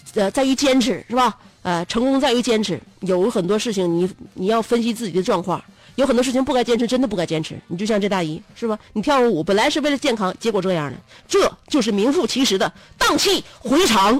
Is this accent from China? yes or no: yes; Northeast China, China; 咱们东北